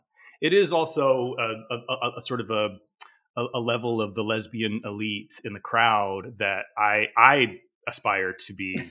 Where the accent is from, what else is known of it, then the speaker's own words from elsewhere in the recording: Ohio, United States; moved away as an adult; also born or lived in Los Angeles / New York; I grew up in Ohio and a lot of family is still there. I mean, I'm married and I've lived in the bubbles of LA and New York for a very long time now.